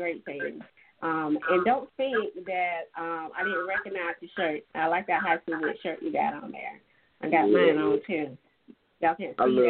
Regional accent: Dillon County, South Carolina, United States; moved away as an adult; growing up in Dillon County

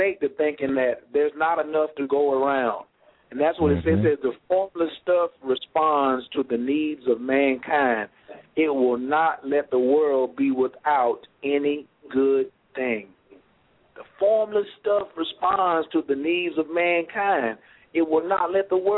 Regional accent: Stedman, North Carolina, United States; also born or lived in Washington, D.C.; Even though I was born in D.C., I was raised in Stedman, North Carolina, 30 minutes from Clinton, North Carolina

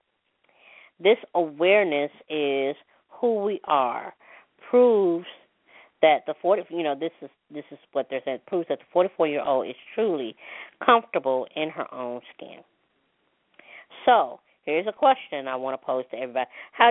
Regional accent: Mississippi, United States; I'm a Mississippi American, put it that way, okay, because I was born in Mississippi

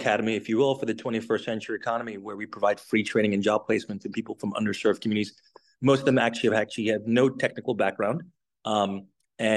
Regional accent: St. Lucia; now in United States; I'm originally from the Caribbean, from St. Lucia

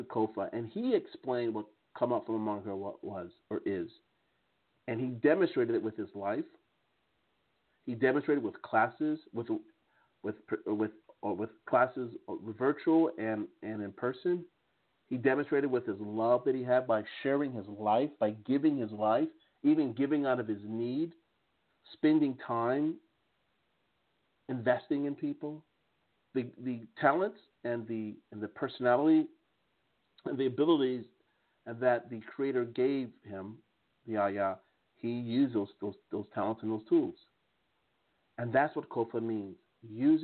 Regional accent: United States; accent: American English; now in Strasbourg, France; my American English accent

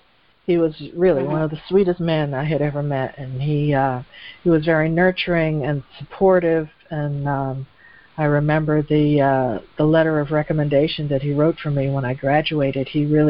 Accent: United States; also born or lived in Europe; I lived there for several years, and, you know, I had the double-edged sword by being American.

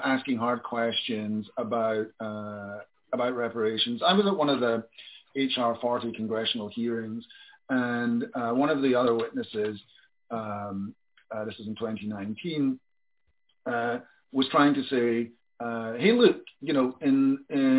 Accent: Glasgow, Scotland, United Kingdom; I'm from Glasgow

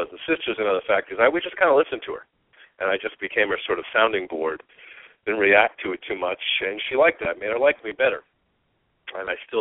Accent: Long Island, New York, United States; moved away as an adult; now in Phoenix, United States; I grew up on Long Island

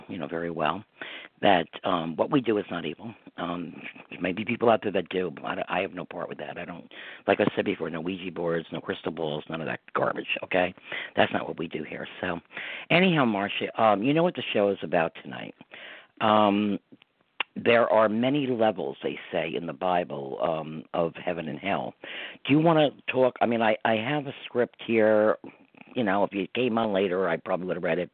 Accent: New York, United States; I'm a New Yorker

